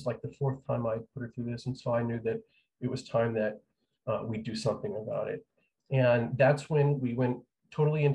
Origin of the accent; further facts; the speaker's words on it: New Mexico, United States; moved away; I am from New Mexico. I grew up there